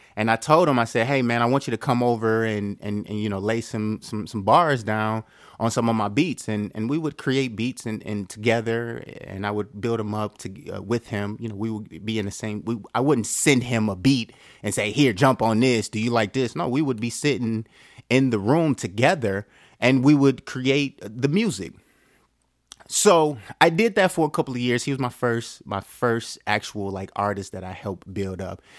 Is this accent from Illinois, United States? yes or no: no; Detroit, Michigan, United States; I'm from Detroit